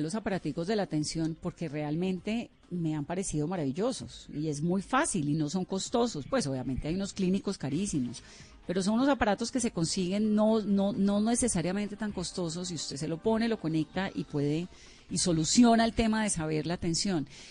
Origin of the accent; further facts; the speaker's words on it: Colombia; somos los colombianos